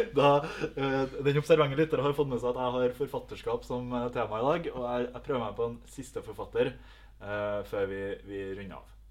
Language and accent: Norwegian; Melhus, Trøndelag, Norway; fra Melhus